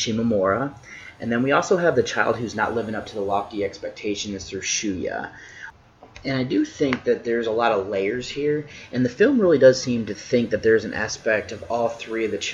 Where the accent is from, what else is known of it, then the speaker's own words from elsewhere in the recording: United States; I'm an American